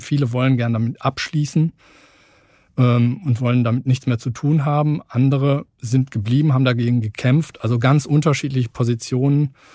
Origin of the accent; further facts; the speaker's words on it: Lemgo, North Rhine-Westphalia, Germany; moved away as an adult; also born or lived in Hannover / Lusatia; Also ich bin gebürtig aus Lemgo in Lippe